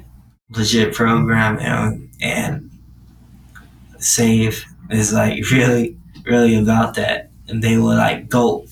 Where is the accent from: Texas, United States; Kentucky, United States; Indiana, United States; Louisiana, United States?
Indiana, United States; Indianapolis; now in Atlanta, United States; I come from Indianapolis